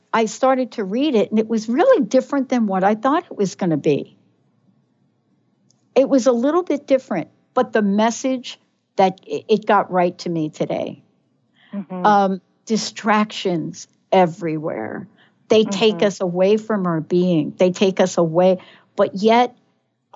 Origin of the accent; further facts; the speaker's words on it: New York, United States; I'm from New York